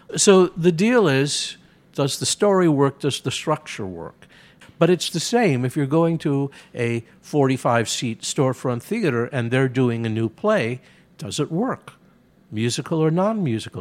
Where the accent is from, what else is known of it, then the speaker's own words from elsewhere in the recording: Chicago, Illinois, United States; I grew up in Chicago when it had four major daily papers